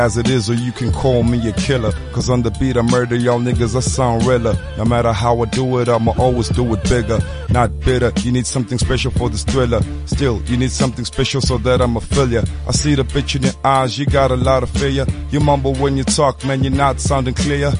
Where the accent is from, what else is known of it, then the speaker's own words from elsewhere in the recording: Durban, KwaZulu-Natal, South Africa; moved away as an adult; I come from Durban